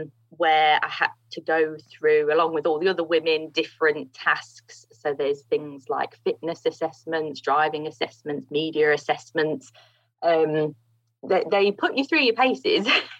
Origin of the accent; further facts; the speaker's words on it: East Midlands, United Kingdom; the International Kart Circuit, that's based in Grantham in Lincolnshire. Mm. So, yeah, not too far from my hometown, actually.